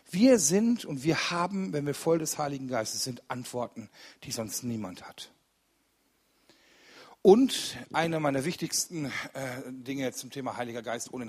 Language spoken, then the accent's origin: German; Rüggeberg, North Rhine-Westphalia, Germany; Ich komme aus Rüggeberg. Das ist bei Ennepetal ein kleines Kaff